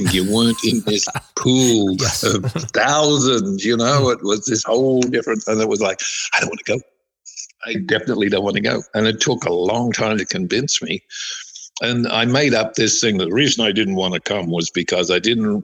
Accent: Australia; I'm an Australian

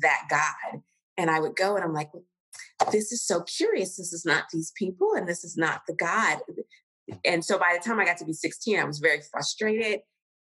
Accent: Cincinnati, Ohio, United States; moved away as an adult; also born or lived in New York City / Kenya; I was raised in Cincinnati, Ohio, Southern

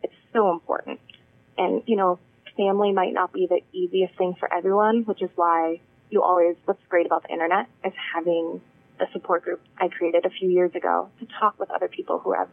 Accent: Wisconsin, United States; now in Massachusetts, United States; I grew up in Wisconsin

